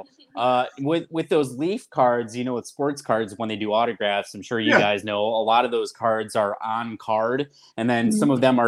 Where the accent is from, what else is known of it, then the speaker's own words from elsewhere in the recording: Rochester, New York, United States; From Rochester, New York